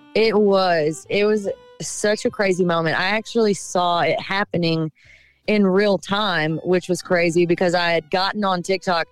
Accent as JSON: {"language": "English", "town": "Cochran", "region": "Georgia", "country": "United States", "tie": "born or raised there", "moved": "yes", "said": "being back in my hometown"}